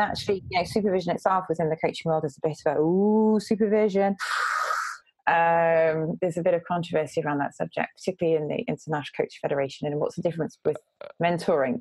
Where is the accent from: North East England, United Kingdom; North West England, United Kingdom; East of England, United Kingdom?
North East England, United Kingdom; moved away; also born or lived in Saudi Arabia; I'm actually from the northeast